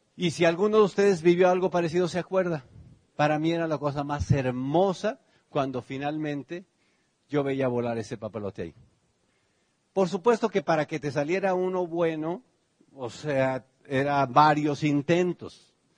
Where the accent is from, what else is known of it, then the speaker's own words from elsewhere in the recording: Tenancingo, Mexico; now in United States; cuando yo era niño, pues ustedes saben, allá en Tenancingo, en realidad Tenancingo era la ciudad, la ranchería de verdad donde vivía se llamaba Tepetzingo